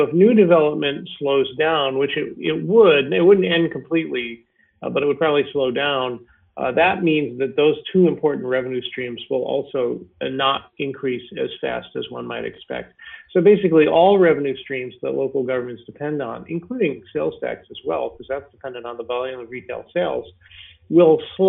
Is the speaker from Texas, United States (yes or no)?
no; New York, United States; moved away; I grew up in New York State when this exact thing happened.